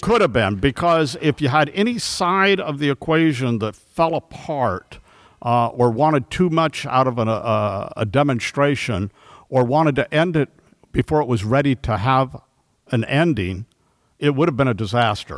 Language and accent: English; Los Angeles, California, United States; I grew up in, uh, Toluca Lake, North Hollywood, California